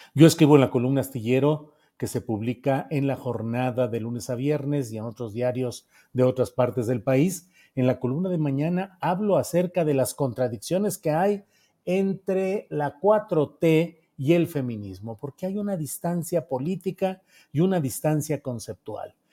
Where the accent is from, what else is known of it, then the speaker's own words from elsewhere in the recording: Mexico; como mexicanos